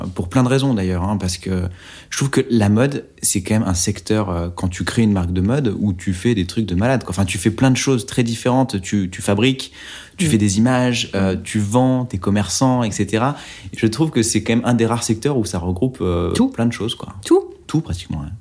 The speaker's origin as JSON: {"language": "French", "town": "Oyonnax", "region": "Auvergne-Rhône-Alpes", "country": "France", "tie": "born or raised there", "said": "J'ai grandi à Oyonnax, dans l'Ain"}